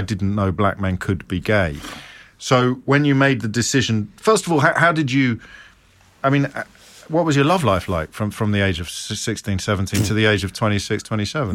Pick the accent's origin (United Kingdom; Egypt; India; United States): United Kingdom; Midlands; growing up in the Midlands in the seventies